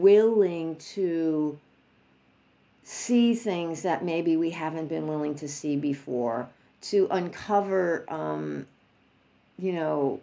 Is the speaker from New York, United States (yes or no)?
yes; New York, United States; I'm from New York